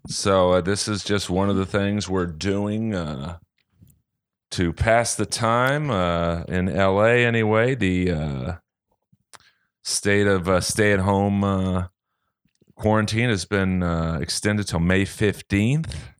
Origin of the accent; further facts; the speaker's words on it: Los Angeles, California, United States; living in Los Angeles and growing up in Bel Air